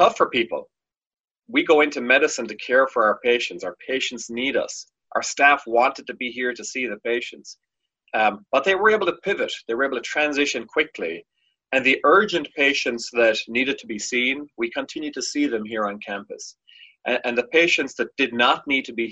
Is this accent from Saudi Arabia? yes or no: no; Ireland; now in United States; I'm from Ireland originally